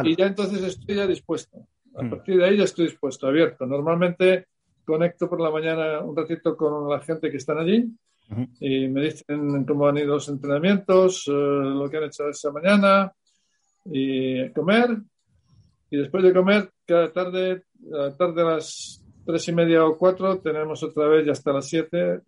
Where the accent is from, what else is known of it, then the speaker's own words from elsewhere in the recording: Salamanca, Castile and León, Spain; yo soy de Salamanca